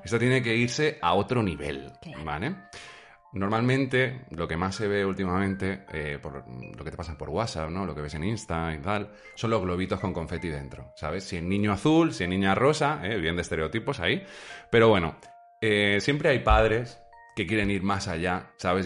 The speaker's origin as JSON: {"language": "Spanish", "country": "Spain", "said": "Somos muy españoles y muchos españoles nosotros"}